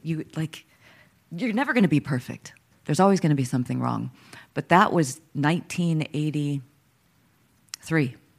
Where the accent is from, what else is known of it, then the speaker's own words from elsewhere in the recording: Dallas, Texas, United States; I was born in Dallas, Texas